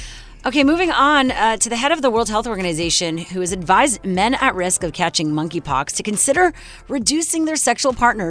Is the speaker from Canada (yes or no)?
yes; Montreal, Quebec, Canada; in Montreal, my hometown.